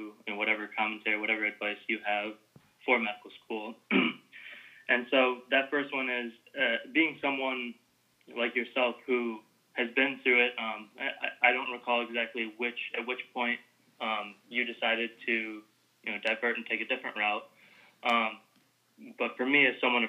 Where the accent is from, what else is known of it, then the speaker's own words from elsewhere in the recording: Michigan, United States; moved away as an adult; now in Washington, D.C., United States; I'm originally from Michigan, so could have the option to go back home there